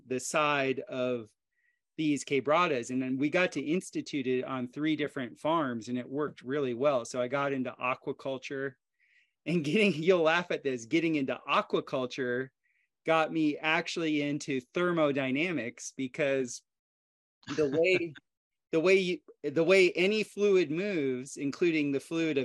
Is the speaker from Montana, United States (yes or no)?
no; South Florida, United States; moved away as an adult; also born or lived in Costa Rica; I grew up in South Florida where there's lots of hurricanes and my dad was a builder